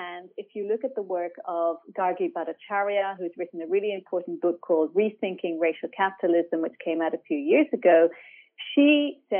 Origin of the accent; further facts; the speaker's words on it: Ireland; moved away as an adult; also born or lived in Palestine/Israel / Europe; now in Sydney, Australia; I was born on occupied Palestinian land, but I grew up in Ireland.